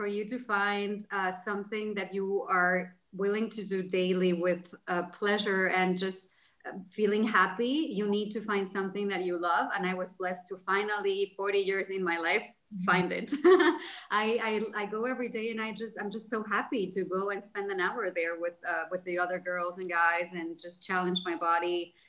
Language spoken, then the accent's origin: English; Cancun, Quintana Roo, Mexico; also born or lived in Jersey City; now in Los Angeles, United States; So hi guys … I am from Cancun, Mexico, but I've lived all over the world and I'm currently living in Los Angeles. I used to live in Jersey City.